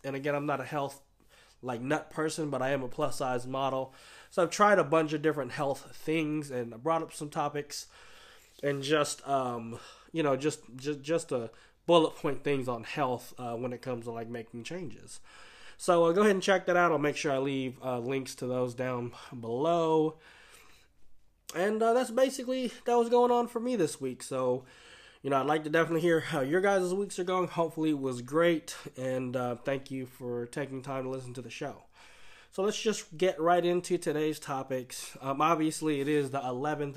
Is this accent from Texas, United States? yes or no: no; Oakland, California, United States; growing up in Oakland